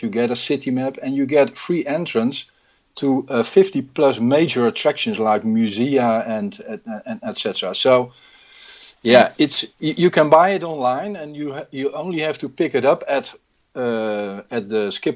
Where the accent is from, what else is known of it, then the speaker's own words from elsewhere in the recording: Rotterdam, South Holland, Netherlands; I was born and raised in Rotterdam